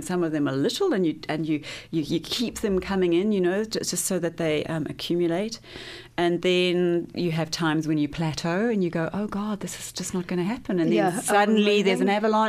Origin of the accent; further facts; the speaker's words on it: Johannesburg, Gauteng, South Africa; moved away as an adult; also born or lived in London / Los Angeles; now in Wellington, New Zealand; I'm from Johannesburg, which is why I'm in Wellington.